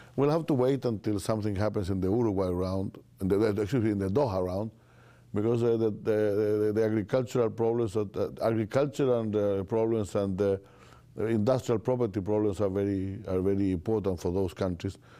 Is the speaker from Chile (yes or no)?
yes; Chile; I'm from Chile